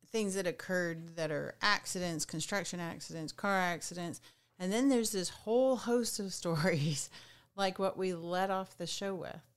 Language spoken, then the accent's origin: English; Southwest Arkansas, United States; where I grew up in Southwest Arkansas